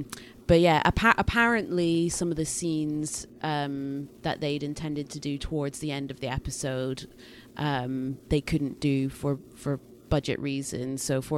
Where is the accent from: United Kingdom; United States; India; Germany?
United Kingdom; accent: Scottish-English; Google Assistant and other voice things like that used to really struggle with my accent, and, you know, I've just got weird Scottish-English accent thing going on.